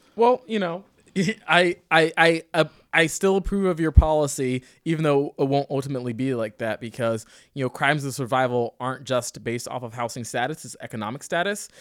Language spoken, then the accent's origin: English; Sterling, Virginia, United States; now in Portland, United States; I'm from Sterling, fucking Virginia